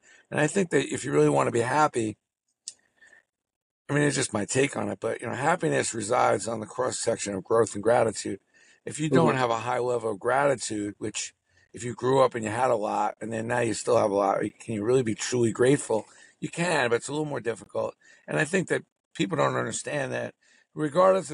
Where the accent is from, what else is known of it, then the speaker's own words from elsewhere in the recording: New York City, New York, United States; growing up in Brooklyn, where, I mean, listen, Brooklyn, it had everything